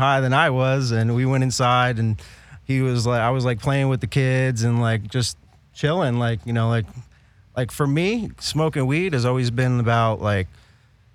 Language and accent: English; New York City, New York, United States; moved away as an adult; now in California, United States; I'm from the Bronx originally